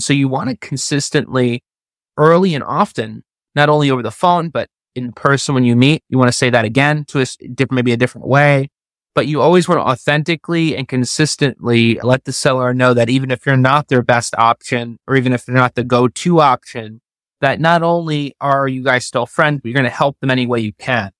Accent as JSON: {"language": "English", "region": "Florida", "country": "United States", "tie": "born or raised there", "also_born_or_lived": "New York", "said": "I was born in New York, but I've been living in Florida since I was twelve."}